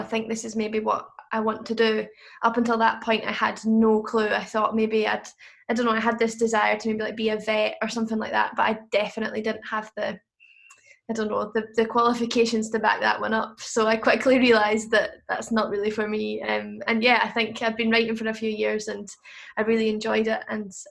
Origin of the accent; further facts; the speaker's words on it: Dundee, Scotland, United Kingdom; also born or lived in Blairgowrie; I grew up in Dundee mostly, most of my life. I lived in Blairgowrie for a little bit as well